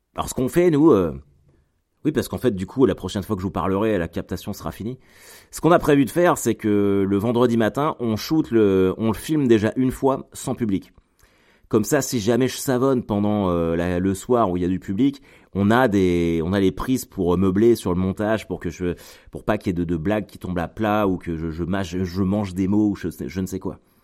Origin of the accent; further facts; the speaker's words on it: Caen, Normandy, France; chez moi à Caen